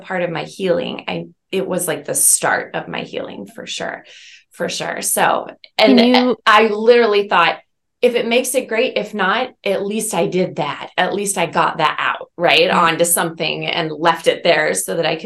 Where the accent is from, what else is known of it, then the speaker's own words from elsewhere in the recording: Omaha, Nebraska, United States; moved away; toward my hometown